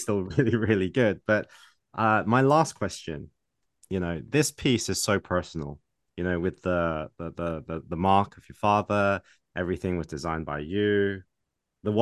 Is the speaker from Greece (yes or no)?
no; England, United Kingdom; I was born and raised in England